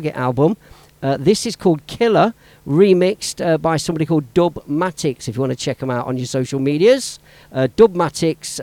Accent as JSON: {"language": "English", "town": "Leicester", "region": "East Midlands", "country": "United Kingdom", "tie": "born or raised there", "said": "my hometown, Leicester Town."}